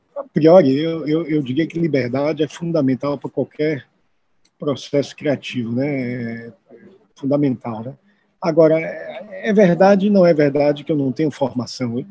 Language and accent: Portuguese; Salvador, Bahia, Brazil; moved away as an adult; now in São Paulo, Brazil; aqui em Salvador, eu sou daqui de Salvador